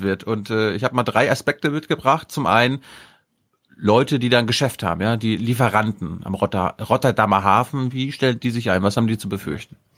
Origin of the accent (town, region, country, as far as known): Mecklenburg-Vorpommern, Germany; born or raised there; moved away